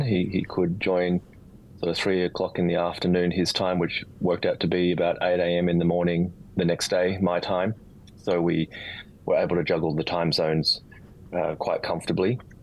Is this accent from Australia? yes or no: yes; Australia; also born or lived in Sydney; Born and bred in Australia. Uh, live in Sydney now